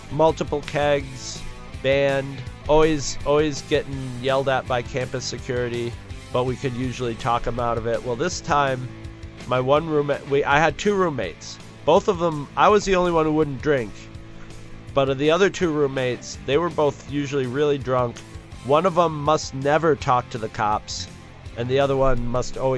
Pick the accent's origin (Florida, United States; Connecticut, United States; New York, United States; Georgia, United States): New York, United States; I'm from New York.